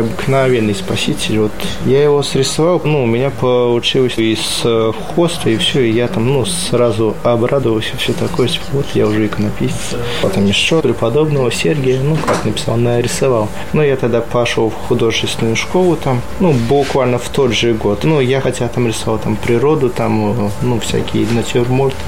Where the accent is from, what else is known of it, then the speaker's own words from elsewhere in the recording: Sharkawshchyna, Vitebsk Region, Belarus; moved away; Я из Витебской области, из Полоцкой епархии.